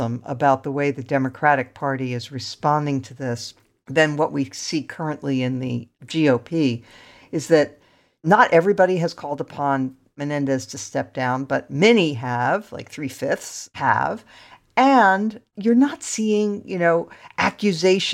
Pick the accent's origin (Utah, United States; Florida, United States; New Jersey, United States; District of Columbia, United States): New Jersey, United States; I'm from New Jersey.